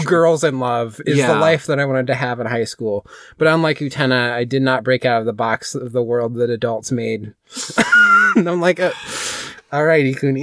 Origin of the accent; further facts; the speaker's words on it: Midwest, United States; My family's from, like Europe, and I grew up in the Midwest.